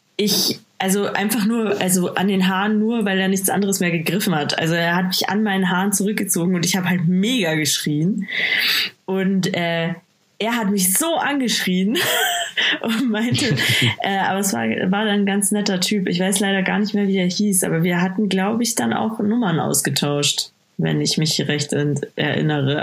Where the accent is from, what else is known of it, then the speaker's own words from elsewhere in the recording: Bad Aibling, Bavaria, Germany; moved away; ich komme ja aus Bad Aibling ursprünglich